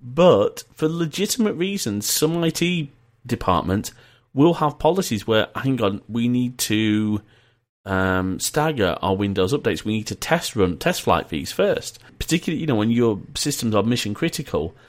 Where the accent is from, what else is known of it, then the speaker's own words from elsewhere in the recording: Leeds, Yorkshire and the Humber, United Kingdom; also born or lived in Preston; I was born in Preston and we moved to Leeds.